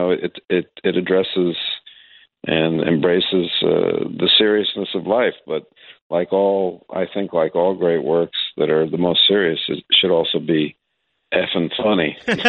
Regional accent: New York, United States; I grew up in New York in the late 60s, 70s, and was a fan of the crappy Yankee teams

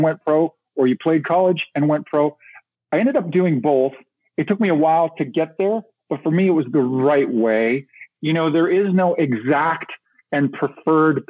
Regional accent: Kamloops, British Columbia, Canada; moved away; back in my hometown, Kamloops, British Columbia, back in Western Canada

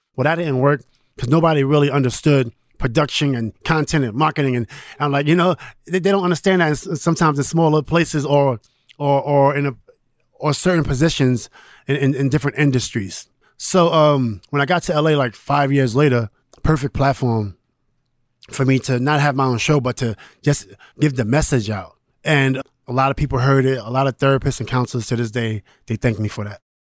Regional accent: New York City, New York, United States; I'm from New York City

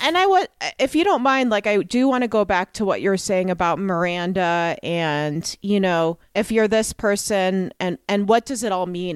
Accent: New York, United States; as a New Yorker

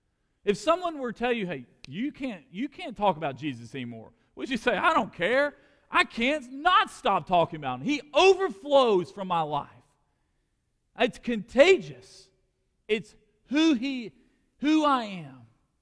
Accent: United States; I support being an American.

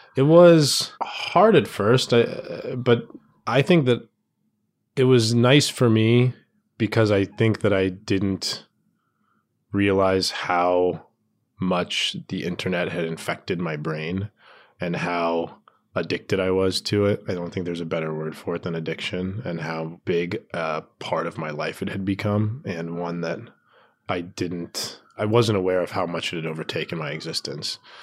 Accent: Tucson, Arizona, United States; moved away; I was home in Tucson, I'm from Tucson, Arizona

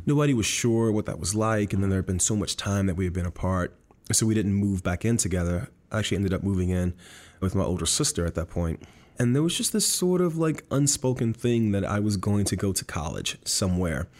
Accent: Miami, Florida, United States; I was born and raised in Miami, Florida

